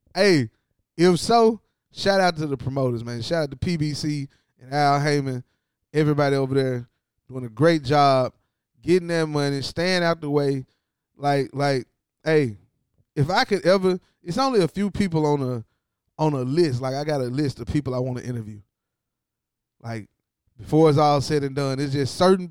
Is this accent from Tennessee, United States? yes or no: yes; Tennessee, United States; I'm from Tennessee